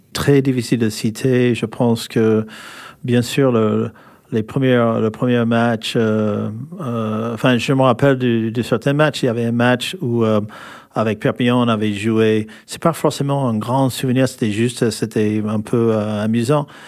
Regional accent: California, United States; French is a second language; moved away as an adult; now in France; je suis américain, des Californies

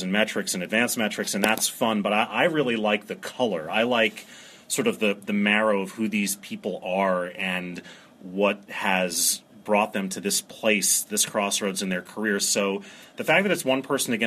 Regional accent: New York City, New York, United States; also born or lived in Maryland; I grew up in New York City

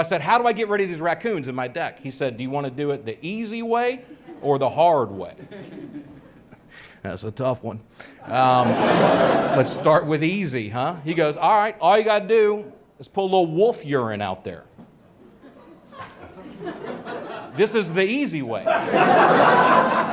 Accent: Nashville, Tennessee, United States; I'm from Nashville, Tennessee. It's where I came from

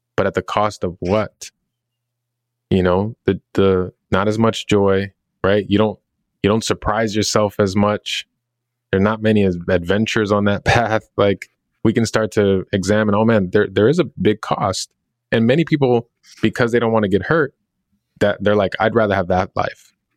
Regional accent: Chicago, Illinois, United States; growing up in Chicago

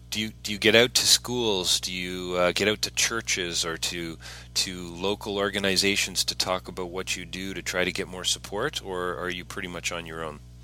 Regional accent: Canada; I'm a Canadian

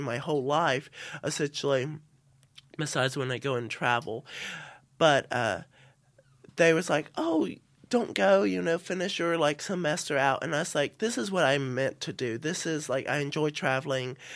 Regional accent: South Carolina, United States; moved away as an adult; now in St Andrews, United Kingdom; I'm from the South

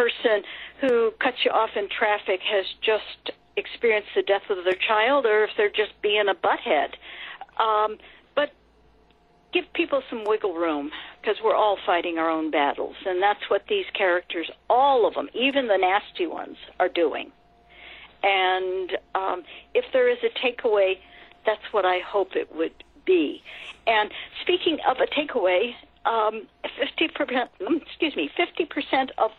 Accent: California, United States; I grew up in California

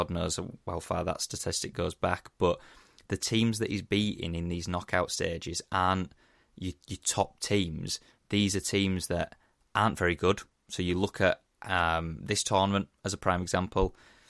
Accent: England, United Kingdom; as an Englishman

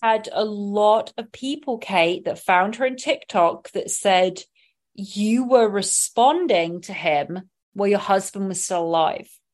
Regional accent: England, United Kingdom; moved away as an adult; now in Los Angeles, United States; I did grow up loving being in England, loving being English, but also wanting to be in America

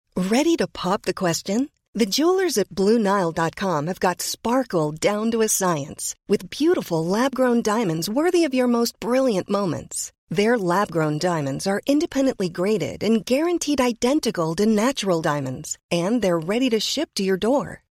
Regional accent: Detroit, Michigan, United States; moved away as an adult; also born or lived in Berlin; growing up in Detroit

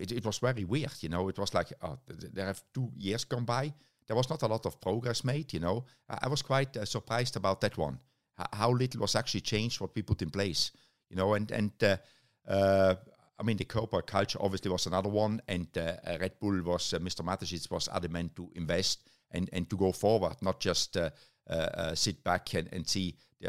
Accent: Germany; now in United Kingdom; Germany, actually. You know, it's very strange because the DTM team was only 2.5 hours drive from my hometown, but I stayed living in the UK.

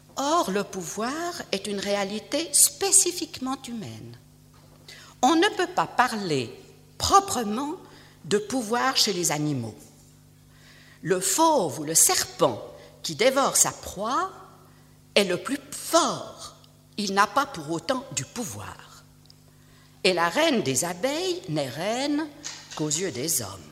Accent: Switzerland; je suis suisse et que je vis en Suisse

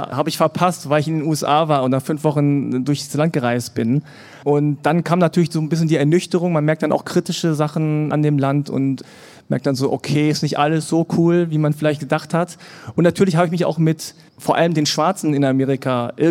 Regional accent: Germany; Und meine Eltern kommen aus Korea. Ich bin in Deutschland geboren und aufgewachsen

